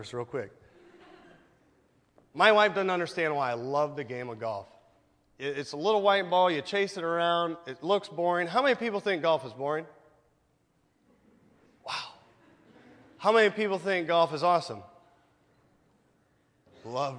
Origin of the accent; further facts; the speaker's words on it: Goshen, Indiana, United States; I grew up here in Goshen. I actually grew up on Main Street, not too far from here.